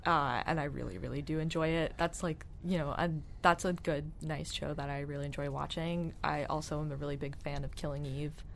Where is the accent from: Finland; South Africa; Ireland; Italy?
Ireland; I'm Irish